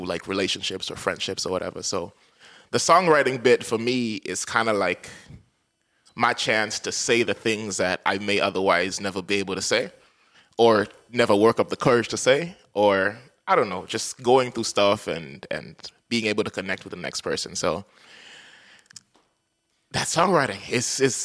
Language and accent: English; Dar es Salaam, Tanzania; moved away as an adult; now in St. John's, Canada; I come from a big city. I think there's like 8-9 million people in Dar es Salaam. It's my hometown